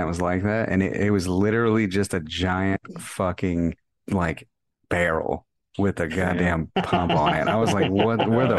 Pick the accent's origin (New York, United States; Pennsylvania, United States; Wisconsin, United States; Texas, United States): Texas, United States; Amarillo; born there; but I was born in Amarillo and I've gone to Amarillo like a fuck ton of times, right?